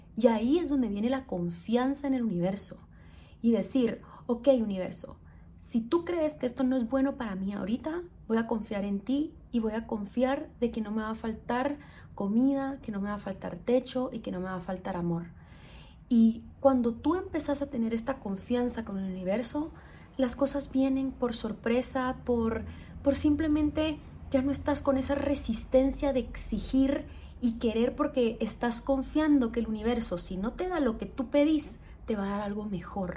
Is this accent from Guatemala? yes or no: yes; Guatemala; soy guatemalteca